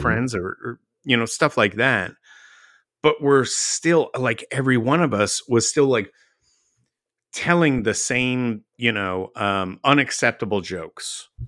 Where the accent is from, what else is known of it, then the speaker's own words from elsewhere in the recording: Dallas, Texas, United States; I grew up in Dallas